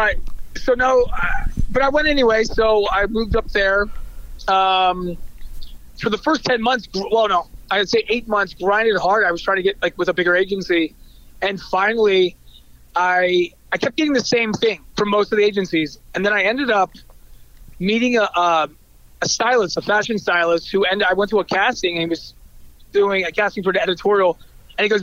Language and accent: English; Maryland, United States; I grew up in Maryland